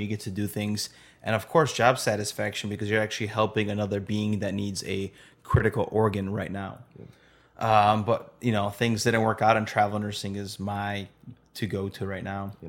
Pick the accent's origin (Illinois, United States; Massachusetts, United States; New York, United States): Illinois, United States; Chicago; We're from Chicago